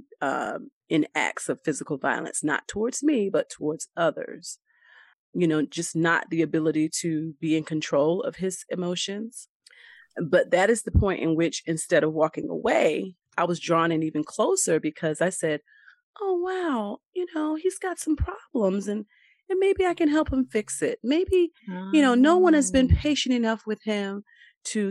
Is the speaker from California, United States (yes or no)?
no; Raleigh, North Carolina, United States; also born or lived in New Bern, North Carolina / Pollocksville, North Carolina; I am from Raleigh, but I have roots in Eastern North Carolina, New Bern, Pollocksville.